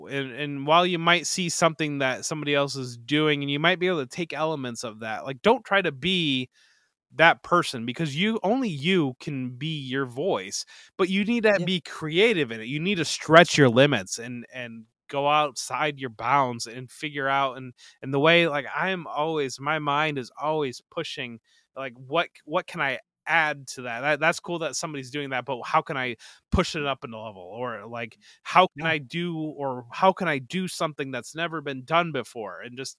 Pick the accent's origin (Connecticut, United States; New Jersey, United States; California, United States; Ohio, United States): Ohio, United States; Toledo; So I grew up in Northwest Ohio. So I grew up in Toledo area, and I grew up in the basically the Ohio Michigan strip.